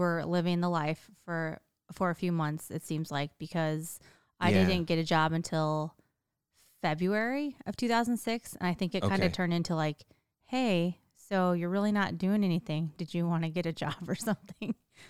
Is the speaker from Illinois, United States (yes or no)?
yes; Illinois, United States; it kind of is like we're both from Illinois, so we had that connection.